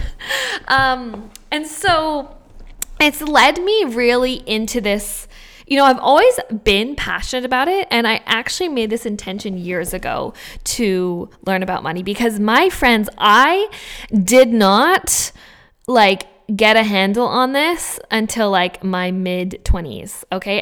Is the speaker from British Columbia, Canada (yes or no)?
yes; Vancouver, British Columbia, Canada; moved away; also born or lived in Australia; I come from Vancouver